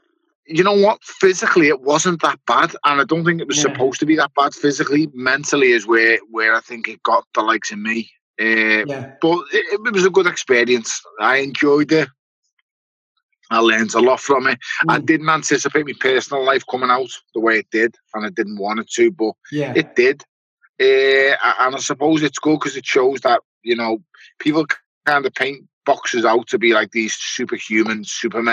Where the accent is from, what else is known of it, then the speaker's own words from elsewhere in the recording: Liverpool, North West England, United Kingdom; also born or lived in Toxteth, Liverpool; I was born in Toxteth and raised in Wavertree